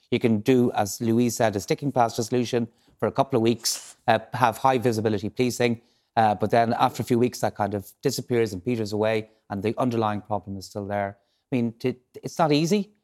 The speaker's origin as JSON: {"language": "English", "town": "Galway", "region": "Connacht", "country": "Ireland", "tie": "born or raised there", "moved": "yes", "said": "I grew up in Galway"}